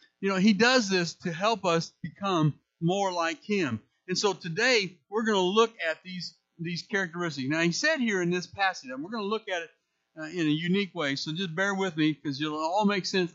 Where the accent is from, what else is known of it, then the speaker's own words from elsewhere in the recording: St. Louis, Missouri, United States; moved away as an adult; now in Indiana, United States; I'm originally from St. Louis